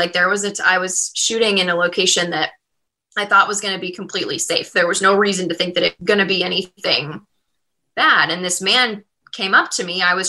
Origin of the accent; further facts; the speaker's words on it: Midwest, United States; I grew up in the Midwest. I feel like people in the Midwest are very respectful.